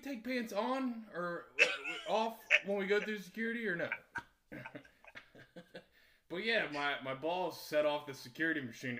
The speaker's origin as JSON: {"language": "English", "country": "United States", "said": "I think it's because I'm American."}